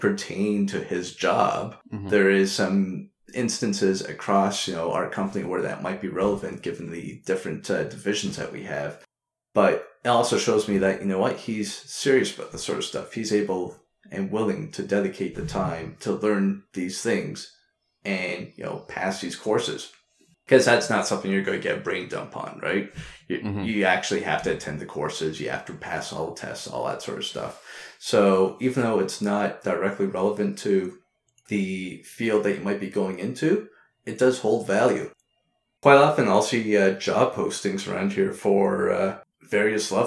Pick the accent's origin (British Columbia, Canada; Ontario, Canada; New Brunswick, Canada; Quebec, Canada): Quebec, Canada; I'm originally from Quebec, that has its own system outside of Canada